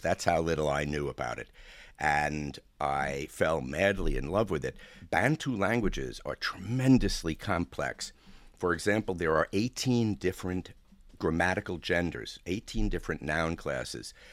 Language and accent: English; New York City, New York, United States; I was born in Brooklyn